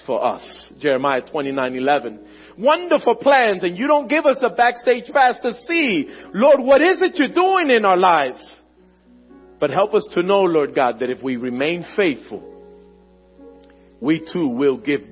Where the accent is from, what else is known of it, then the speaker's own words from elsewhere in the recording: Philadelphia, Pennsylvania, United States; My family and everything I know is in Philadelphia. Born and raised in Philadelphia